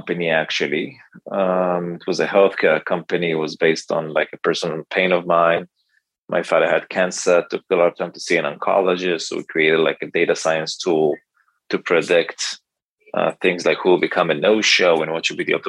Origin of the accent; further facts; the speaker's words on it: Israel; I grew up in Israel. I live in Tel Aviv with my wife